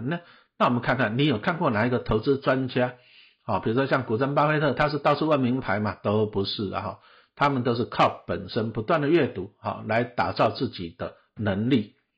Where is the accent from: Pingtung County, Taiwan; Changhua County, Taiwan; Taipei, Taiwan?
Taipei, Taiwan; 小时候我住台北市的北投区，哎，台北市呢，以前也是我们家也是种田的哦，阿公阿嬷都在种田